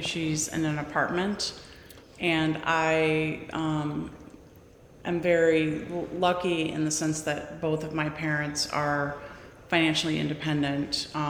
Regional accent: Midwest, United States; also born or lived in Bay Area; So I was from the Midwest. My father was a corporate executive, and we traveled a lot when I was younger.

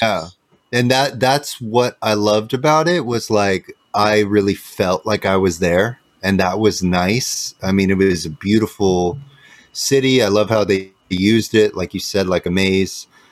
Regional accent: Santa Cruz, California, United States; I'm born in Santa Cruz

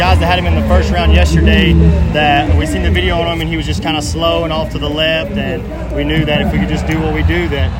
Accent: Asheville, North Carolina, United States; I'm 27, and I'm from Asheville, North Carolina.

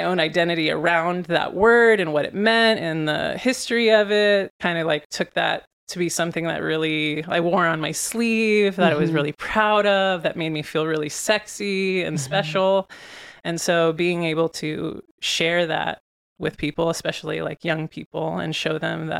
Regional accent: San Carlos, California, United States; I grew up in the Bay Area.

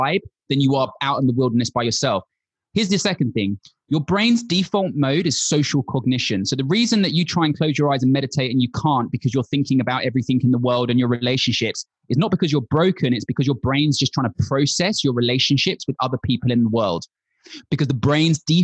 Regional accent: London, United Kingdom; I'm from London, born and bred.

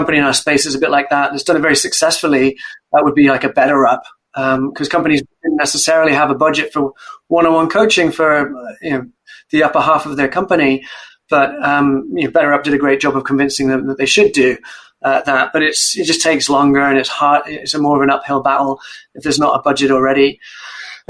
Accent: Wales, United Kingdom; moved away as an adult; also born or lived in Cambridge; I grew up in Wales, a proud Welshman and Welsh rugby fan.

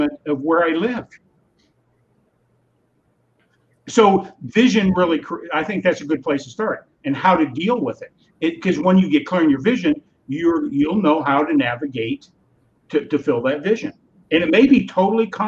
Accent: California, United States; now in Wisconsin, United States; I'm from California originally. So I'm born and raised in California

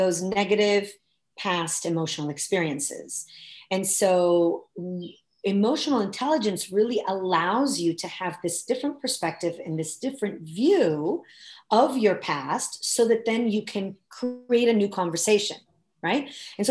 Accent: Italy; moved away as an adult; now in United States; I was born and raised in Italy, and I came to the US when I was 20.

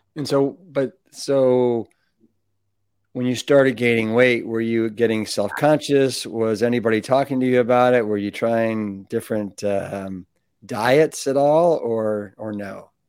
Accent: Cleveland, Ohio, United States; moved away as an adult; also born or lived in Austin, Texas; I grew up in Cleveland

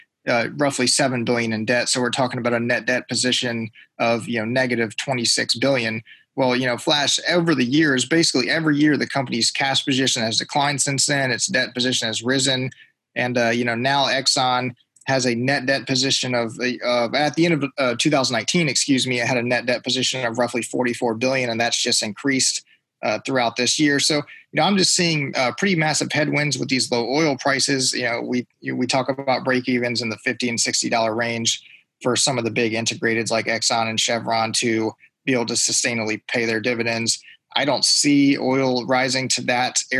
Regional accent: Central Virginia, United States; I grew up here in Central Virginia.

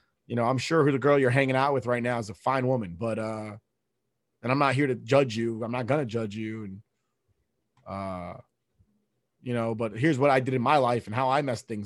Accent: United States; we're American

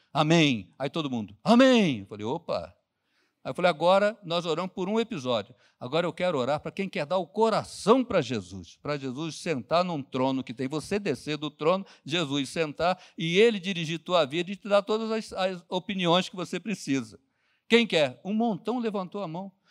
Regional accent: Rio de Janeiro, Brazil; Eu, eu fui criado lá em Bangu

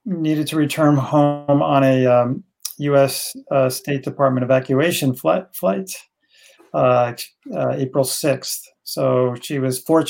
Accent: Livingston, New Jersey, United States; moved away as an adult; also born or lived in Northern California; I grew up in Livingston, a suburb of Newark, and did my college studies at NJIT

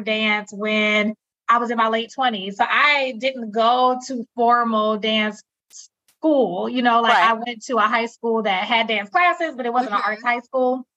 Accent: Milwaukee, Wisconsin, United States; moved away as an adult; also born or lived in Hampton, Virginia; I came back home to my hometown of Milwaukee, Wisconsin

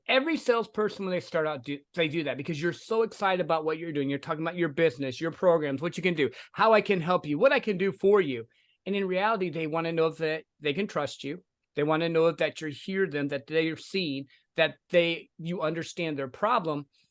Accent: the Midwest, Michigan, United States; I grew up in the Midwest. I was working for a factory, uh, going to college, fell in love, got married to my sweetheart

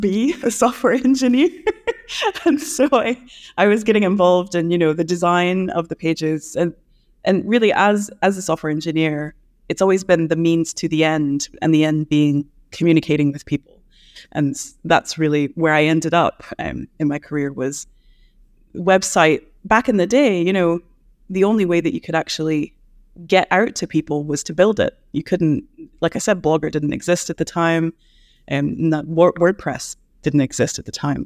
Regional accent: United States; now in Edinburgh, United Kingdom; as an American

